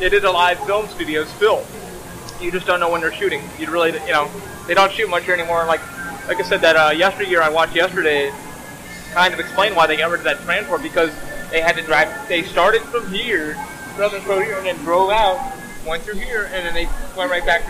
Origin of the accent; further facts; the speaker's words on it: New York, United States; moved away; growing up in New York